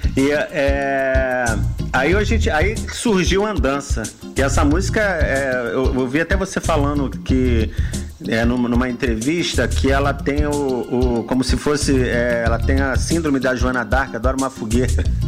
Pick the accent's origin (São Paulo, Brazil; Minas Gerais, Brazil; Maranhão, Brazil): Minas Gerais, Brazil; Minha conterrânea, também sou mineiro